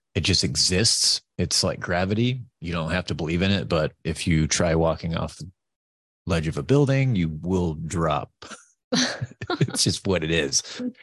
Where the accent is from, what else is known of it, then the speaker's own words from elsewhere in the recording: New York, United States; I'm from New York.